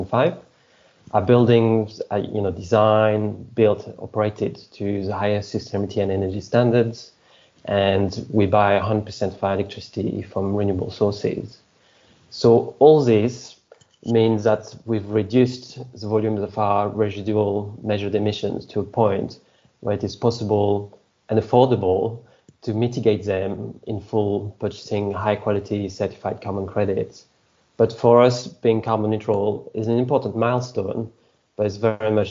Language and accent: English; France; accent: French; English is a second language; moved away as an adult; also born or lived in Scotland / Portsmouth; now in London, United Kingdom; I'm originally from France, so the accent. But I came to study in the UK